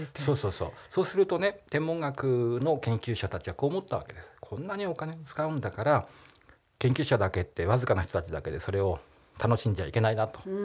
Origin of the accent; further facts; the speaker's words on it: Nagano, Japan; 長野ですから地元信州大学ってとこに行ったんですけど